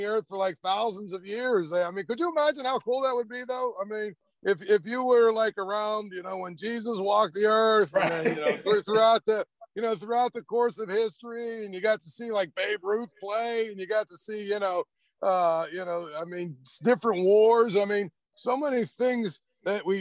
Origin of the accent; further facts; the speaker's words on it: Trafford, Pennsylvania, United States; I'm from a small little area called Trafford. I went to Penn Trafford High School, which is right outside of Pittsburgh.